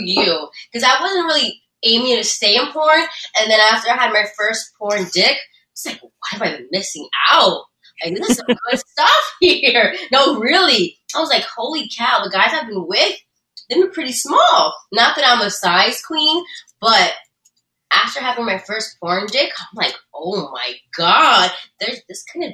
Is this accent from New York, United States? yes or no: yes; New York, United States; moved away as an adult; now in California, United States; I was born and raised in New York